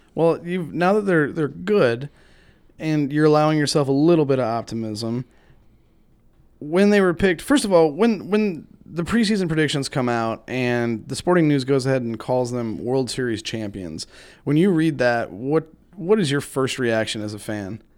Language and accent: English; Chicago area, Illinois, United States; now in Missouri, United States; I grew up in Chicago, like, you did around the area, not in the city